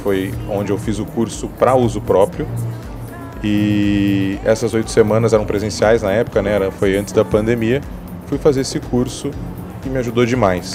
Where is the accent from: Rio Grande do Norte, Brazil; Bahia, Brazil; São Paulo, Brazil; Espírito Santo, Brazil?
São Paulo, Brazil; Araçatuba; moved away as an adult; now in São Paulo, Brazil; Eu sou do interior aqui de São Paulo, sou de Araçatuba